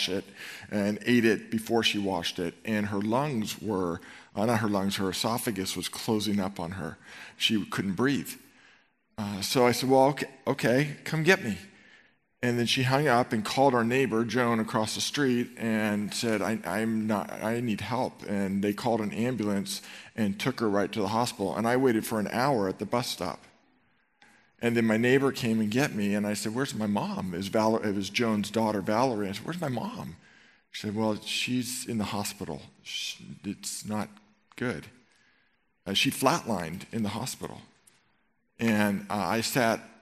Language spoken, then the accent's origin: English; Marin County, California, United States; I grew up in Marin County, and I went to Marin Catholic High School